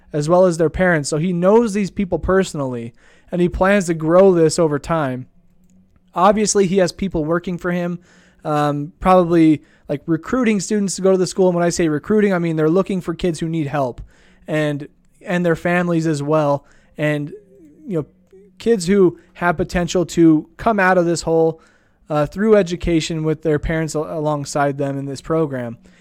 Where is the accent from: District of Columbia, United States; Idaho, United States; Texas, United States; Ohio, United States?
Idaho, United States; Idaho Falls; I grew up here in Idaho Falls